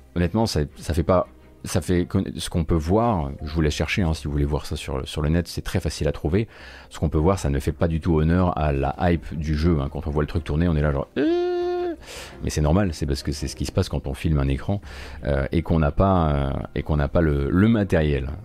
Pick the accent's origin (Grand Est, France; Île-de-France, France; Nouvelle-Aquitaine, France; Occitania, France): Grand Est, France; Lorraine; je suis lorrain